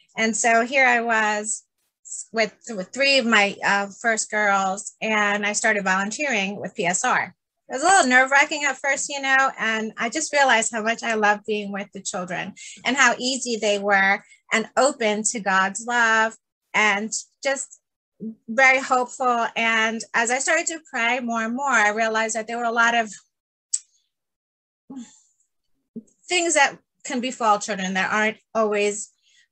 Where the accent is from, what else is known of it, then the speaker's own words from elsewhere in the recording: New York, United States; first language Spanish; English is a second language; also born or lived in Puerto Rico; I was born in New York and from parents born in Puerto Rico, Catholic parents.